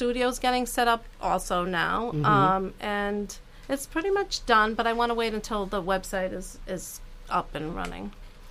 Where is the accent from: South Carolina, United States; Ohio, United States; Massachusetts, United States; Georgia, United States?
Massachusetts, United States; Newton; because I'm from Newton.